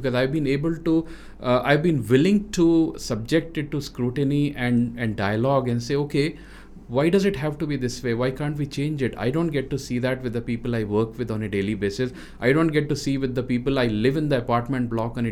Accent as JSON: {"language": "English", "region": "Rajasthan", "country": "India", "tie": "born or raised there", "moved": "as an adult", "lives_now": "South India", "said": "as a North Indian who grew up in west of India in Rajasthan and then living in South now for last more than 25 years"}